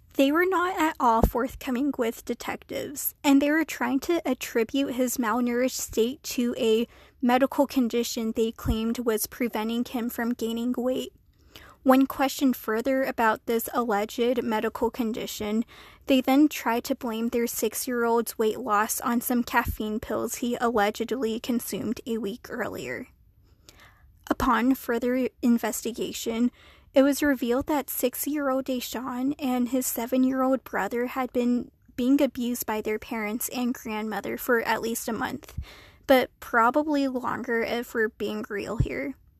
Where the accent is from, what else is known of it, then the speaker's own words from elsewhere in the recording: Flagstaff, Arizona, United States; my hometown of Flagstaff, Arizona